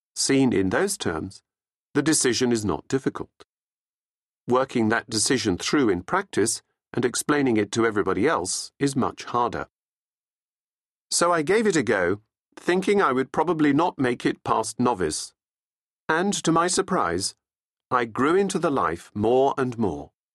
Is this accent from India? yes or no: no; England, United Kingdom; also born or lived in Australia; I was born in Australia to Australian parents with no English connections, but following my father's appointment to be managing director of an Australian company based in England, we emigrated to England, along with my three elder brothers, when I was still a baby